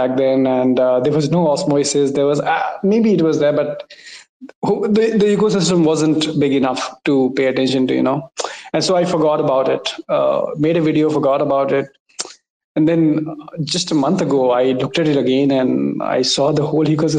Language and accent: English; India; I'm from India